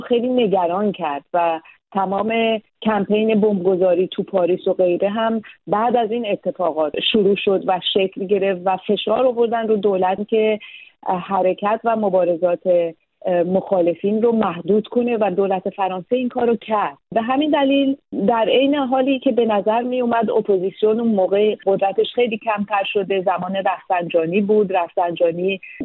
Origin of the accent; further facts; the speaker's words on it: Tehran, Tehran Province, Iran; moved away as an adult; also born or lived in Paris, France; من متولد تهران هستم